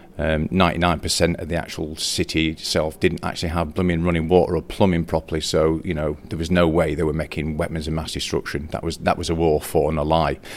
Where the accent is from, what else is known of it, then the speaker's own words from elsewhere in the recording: Morecambe, North West England, United Kingdom; I was born in Morecambe back in the year 1966